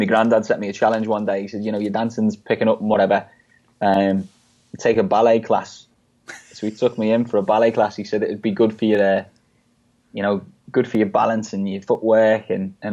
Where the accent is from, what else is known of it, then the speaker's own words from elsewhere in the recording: Liverpool, North West England, United Kingdom; growing up in Liverpool